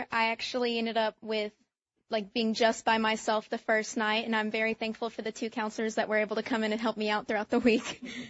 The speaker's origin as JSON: {"language": "English", "region": "Georgia", "country": "United States", "said": "And we're from Georgia, so we try to make sure we come here every year."}